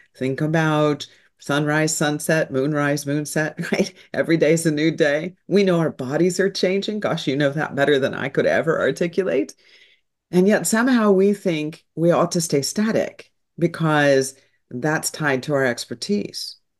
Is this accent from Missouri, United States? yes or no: yes; St. Louis, Missouri, United States; So I'm a good Midwestern girl. I was born in Saint Louis, Missouri